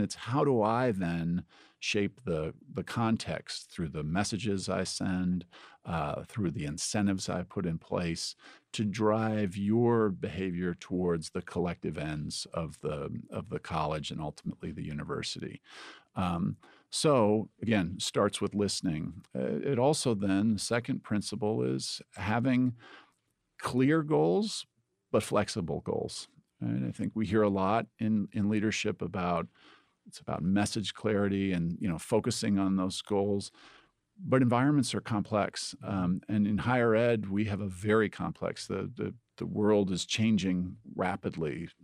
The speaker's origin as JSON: {"language": "English", "region": "Indiana", "country": "United States", "tie": "born or raised there", "moved": "as an adult", "lives_now": "Ohio, United States", "said": "I grew up in Indiana"}